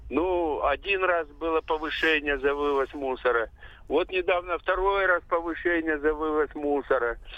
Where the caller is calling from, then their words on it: Belgorod, Belgorod Oblast, Russia; Я из Белгорода, живу в частном секторе.